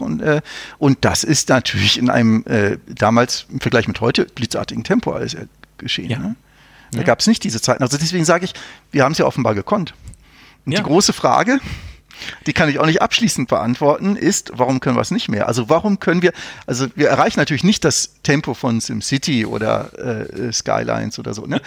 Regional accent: North Rhine-Westphalia, Germany; ich bin ja in Nordrhein-Westfalen aufgewachsen

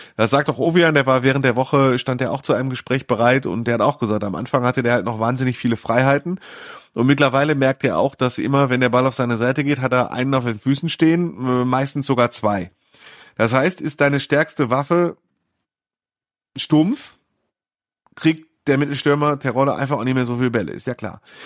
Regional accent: Mülheim an der Ruhr, North Rhine-Westphalia, Germany; meiner Heimatstadt Mühlheim

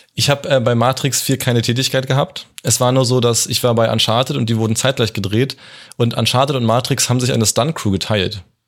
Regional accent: Potsdam, Brandenburg, Germany; also born or lived in Hamburg; Ich komme halt aus Potsdam

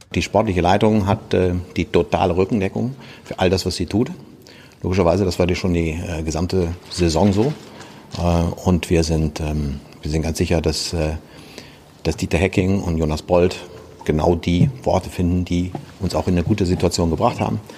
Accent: Hamburg, Germany; ich war als Kind, äh, bin ich zum hier als Hamburger mit zum HSV genommen worden von meinem Vater

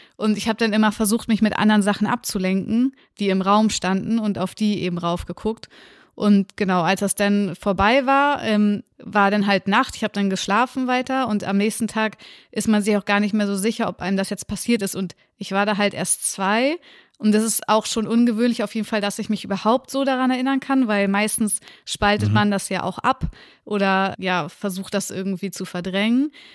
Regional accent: Lübeck, Schleswig-Holstein, Germany; also born or lived in Reinfeld; ich bin in Lübeck groß geworden, da bin ich auch geboren und habe die ersten zwei Jahre meines Lebens gelebt.

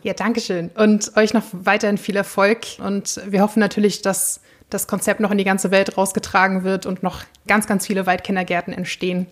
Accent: Flensburg, Schleswig-Holstein, Germany; ich bin auch in der Nähe von Flensburg groß geworden

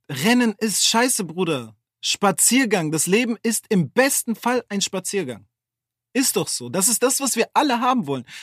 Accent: Hamburg, Germany; Ah, ja, ich komme von da, ich komme aus Bildstedt, Horn.

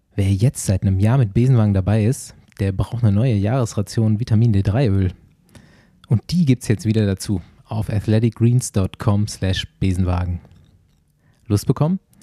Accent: North Rhine-Westphalia, Germany; bei uns in NRW

